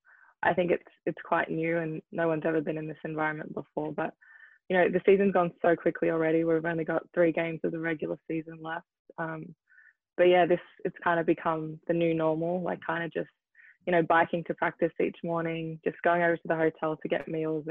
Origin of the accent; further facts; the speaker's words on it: Melbourne, Victoria, Australia; also born or lived in New Zealand; now in Seattle, United States; I was born in New Zealand, so I played soccer in New Zealand, but I was 4, so I think I played for 1 season. And then in Melbourne, I played tennis as well